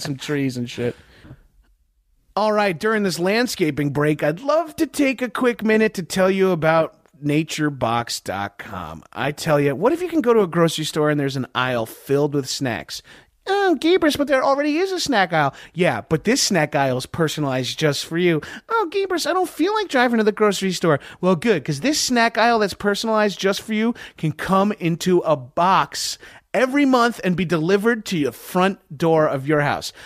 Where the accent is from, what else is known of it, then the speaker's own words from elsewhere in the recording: Boston, Massachusetts, United States; I'm from Boston